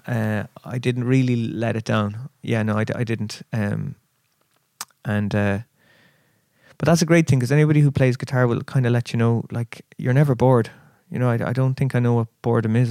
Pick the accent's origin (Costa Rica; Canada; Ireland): Ireland; Kerry, Munster; also born or lived in Chicago, United States / Dublin, Ireland; now in Cork, Ireland; we moved to Kerry, and uh, so. Kerry is kind of sort of home